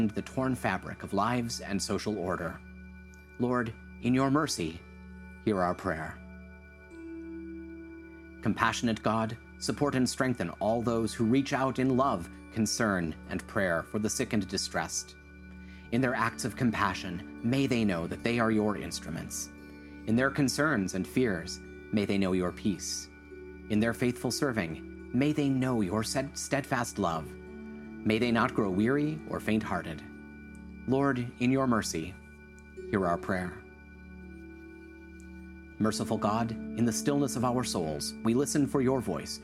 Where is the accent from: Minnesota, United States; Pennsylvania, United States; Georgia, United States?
Minnesota, United States; Hutchinson; moved away; my hometown, Hutchinson, Minnesota.